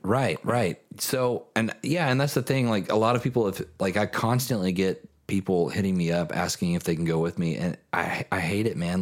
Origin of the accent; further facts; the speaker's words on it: Kentucky, United States; now in Nashville, United States; growing up in Kentucky